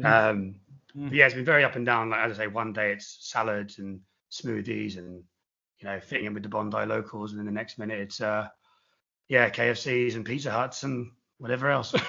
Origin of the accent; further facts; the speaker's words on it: England, United Kingdom; moved away as an adult; also born or lived in Australia; now in Sydney, Australia; me being English, being over in Australia, being an expat.